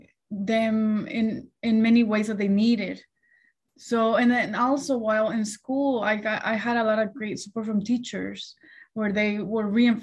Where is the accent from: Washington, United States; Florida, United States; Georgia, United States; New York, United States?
Washington, United States; Chelan; English is a second language; now in Beverly Hills, United States; growing up in Chelan